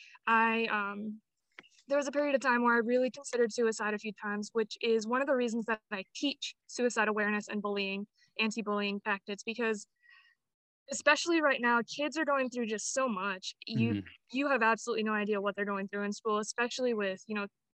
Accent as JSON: {"language": "English", "town": "Apache Junction", "region": "Arizona", "country": "United States", "tie": "born or raised there", "said": "I was born and raised in Apache Junction, Arizona"}